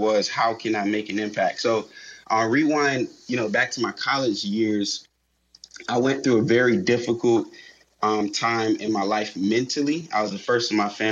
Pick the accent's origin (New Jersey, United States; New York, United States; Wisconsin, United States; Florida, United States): Florida, United States; Miami; My hometown is Miami, Florida.